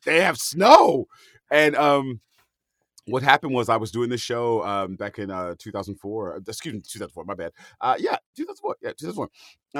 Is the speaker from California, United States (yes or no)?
yes; Hayward, California, United States; moved away; I'm from the San Francisco Bay Area, Hayward, California to my soul